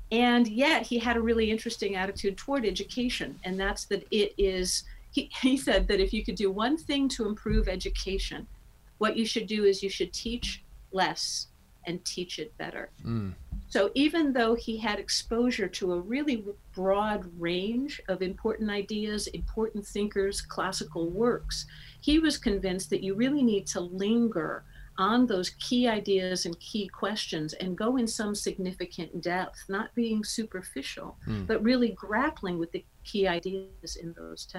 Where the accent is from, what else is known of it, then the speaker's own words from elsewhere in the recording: United States; So I'm an American and I'm female and I'm a high school student.